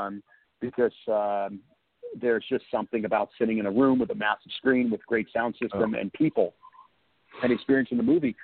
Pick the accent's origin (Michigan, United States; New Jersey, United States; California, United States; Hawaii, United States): California, United States; the Valley; I grew up in the Valley. We would take the RTD, which was the Rapid Transit District bus, to Westwood